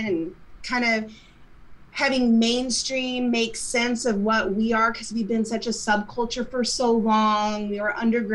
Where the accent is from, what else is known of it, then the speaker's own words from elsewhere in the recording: Midwest, United States; I come from the Midwest myself